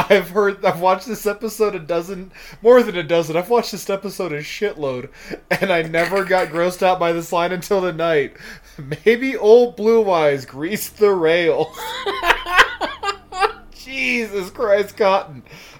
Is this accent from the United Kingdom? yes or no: no; New York, United States; born there; I was born in New York, listeners, and yeah, you can't have it if you were born out of state.